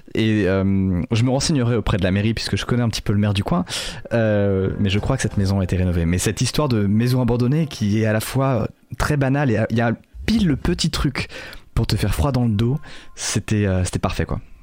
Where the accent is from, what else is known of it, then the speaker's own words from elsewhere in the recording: Lorval?, Côtes-d'Armor, Brittany, France; dans mon bled, qui s'appelle, euh, L'Orval, dans le vingt-deux